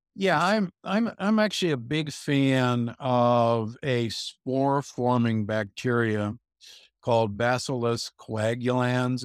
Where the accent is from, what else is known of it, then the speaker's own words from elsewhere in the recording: Omaha, Nebraska, United States; moved away; I grew up in Omaha, Nebraska, you know, where, where meat is king